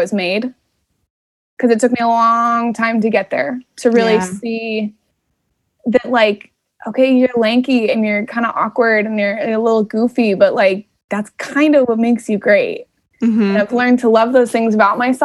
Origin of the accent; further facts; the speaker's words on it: right outside of Anaheim, California, United States; moved away as an adult; I grew up right outside of Anaheim